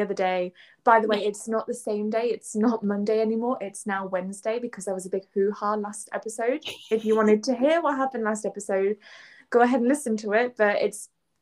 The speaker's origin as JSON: {"language": "English", "region": "England", "country": "United Kingdom", "also_born_or_lived": "Kansai, Japan", "moved": "as an adult", "lives_now": "Japan", "said": "I'm from England"}